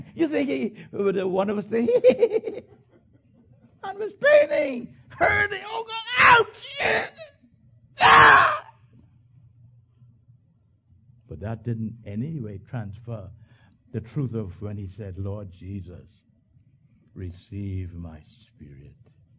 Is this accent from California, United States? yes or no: no; New York, United States; When I grew up in Long Island, child, how you die?